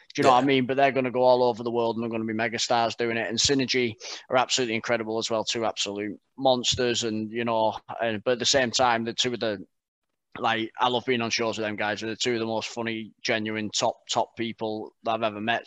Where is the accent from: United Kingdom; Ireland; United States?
United Kingdom; Barrow-in-Furness, North West England; moved away as an adult; now in Burton upon Trent, United Kingdom; I'm from Barrow in Furness